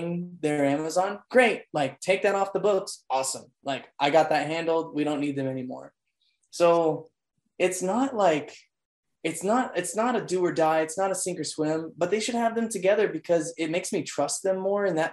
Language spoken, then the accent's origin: English; Schertz, Texas, United States; also born or lived in Provo, Utah / Kansas City; I'm actually in a little city on the northeast of San Antonio called Schertz, Texas